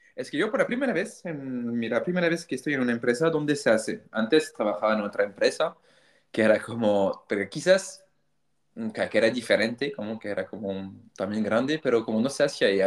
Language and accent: Spanish; France; Spanish is a second language; also born or lived in Chile; yo soy francés, tengo 34 años